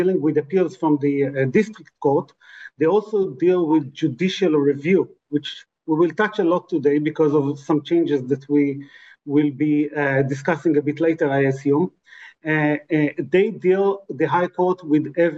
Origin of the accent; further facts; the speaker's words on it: Israel; also born or lived in Tel Aviv; I'm from Israel.